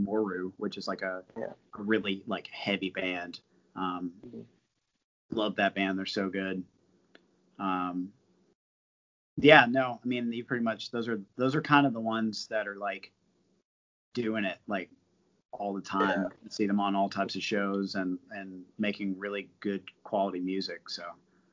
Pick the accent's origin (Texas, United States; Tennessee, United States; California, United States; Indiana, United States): Tennessee, United States; Nashville; growing up in Nashville